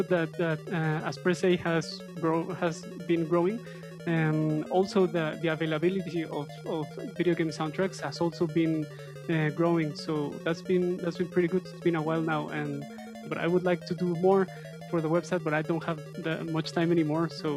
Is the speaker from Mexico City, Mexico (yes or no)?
yes; Mexico City, Mexico; I'm from Mexico City. I live here